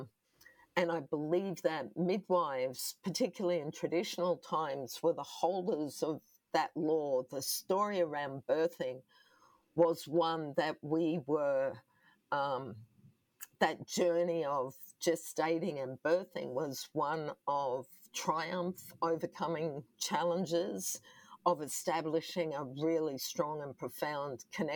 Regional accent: Brisbane, Queensland, Australia; was adopted by a non-Indigenous family also here on the south side of Brisbane, where I grew up.

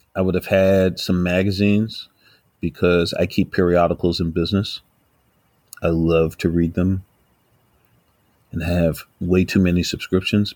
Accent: New York City, New York, United States; I'm from New York, yo. I've been here all my life

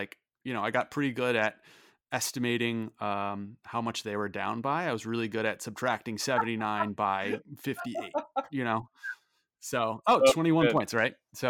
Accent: St. Louis, Missouri, United States; I was a fan of the St. Louis Blues growing up in St.

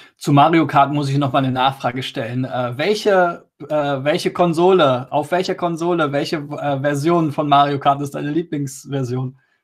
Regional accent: Germany; wir Deutschen

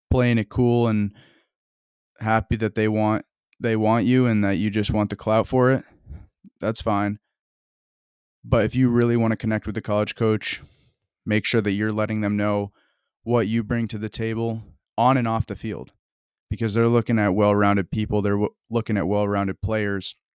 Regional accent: Vermont, United States; I'm from Vermont, and I love that I, I came from that background

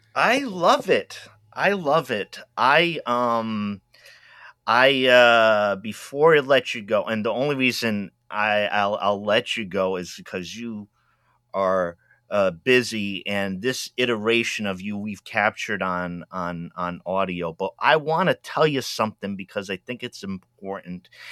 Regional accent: Rhode Island, United States; also born or lived in New England; I was from Rhode Island

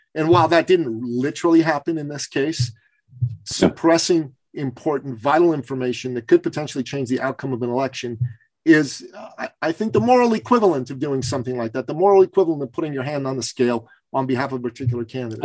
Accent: Iran; moved away; I'm from Iran

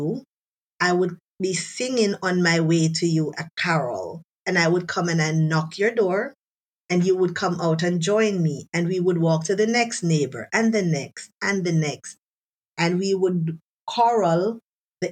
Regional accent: Jamaica; moved away as an adult; now in Germany; being a Jamaican

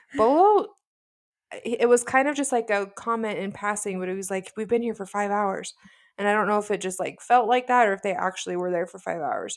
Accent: Utah, United States; we're sisters from Utah

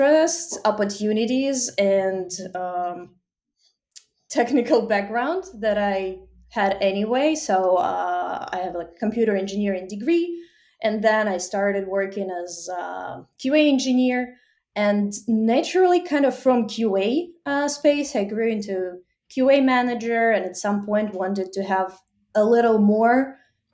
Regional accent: Ukraine; moved away as an adult; now in United States; I'm originally from Ukraine and now live in US for almost 5 years

